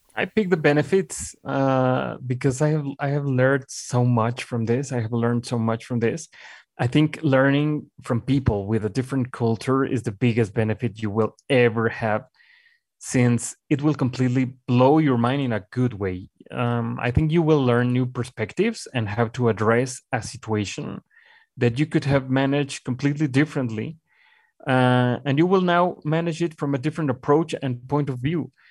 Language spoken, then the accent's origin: English; Mexico; English is a second language; moved away as an adult; also born or lived in Colombia / Miami / Buenos Aires; returning to my home country